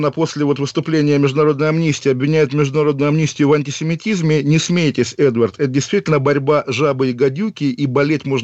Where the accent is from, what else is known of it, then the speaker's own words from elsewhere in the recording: Kaliningrad, Kaliningrad Oblast, Russia; вот вы парень из Череповца, я из Калининграда.